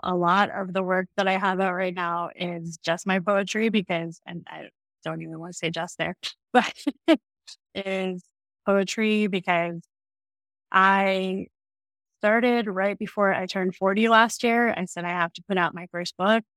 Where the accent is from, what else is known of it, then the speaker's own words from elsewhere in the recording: Florida, United States; I grew up in Florida